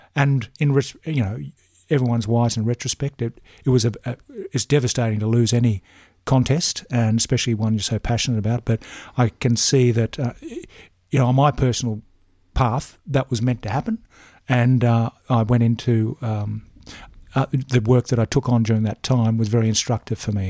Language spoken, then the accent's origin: English; Brisbane, Queensland, Australia; moved away as an adult; now in Peregian Beach, Australia; Brisbane. Um, northern suburbs of Brisbane, Ash Grove, Barden, Red Hill